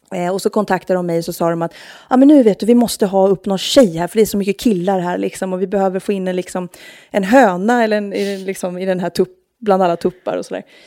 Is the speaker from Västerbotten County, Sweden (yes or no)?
no; Norrköping, Östergötland, Sweden; moved away as an adult; now in Stockholm, Sweden; Jag är från Norrköping